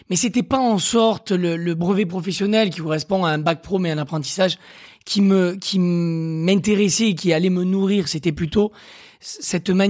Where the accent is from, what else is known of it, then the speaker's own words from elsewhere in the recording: Occitania, France; je viens de l'Aveyron